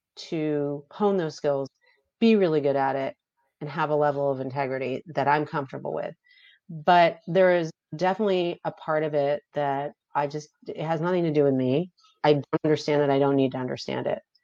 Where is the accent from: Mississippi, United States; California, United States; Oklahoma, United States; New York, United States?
California, United States; Beverly Hills; I grew up in Beverly Hills.